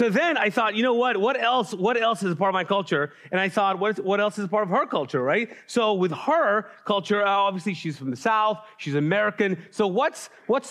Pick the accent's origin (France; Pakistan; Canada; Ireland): Pakistan; now in Charlotte, United States; I'm Pakistani